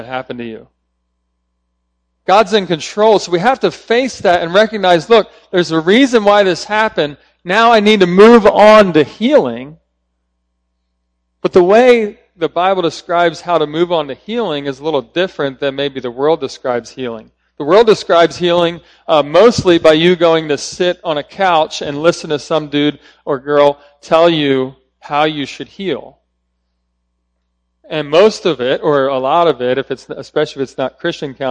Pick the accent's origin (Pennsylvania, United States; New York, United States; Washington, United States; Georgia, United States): Pennsylvania, United States; Philadelphia; I'm from Philadelphia, so I'm a big Eagles fan